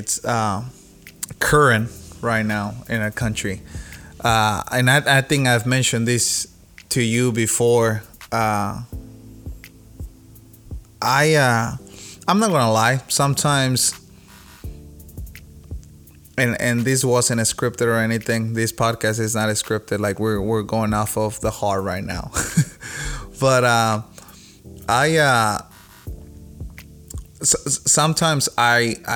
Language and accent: English; Mexico; first language Spanish; English is a second language; now in United States; I was raised in Mexico